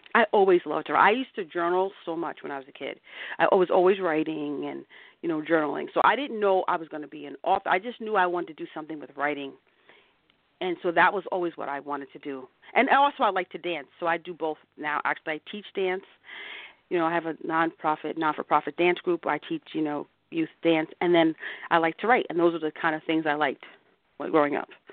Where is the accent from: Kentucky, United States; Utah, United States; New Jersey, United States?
New Jersey, United States; I grew up in New Jersey. I grew up in a small town in New Jersey.